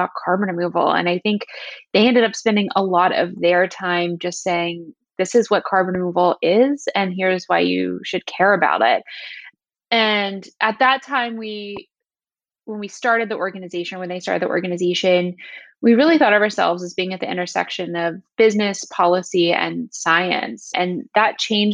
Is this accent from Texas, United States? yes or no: no; Southern West Virginia, United States; moved away as an adult; now in Washington, D.C., United States; I'm from Southern West Virginia, little town called Canova, outside of a town called Canova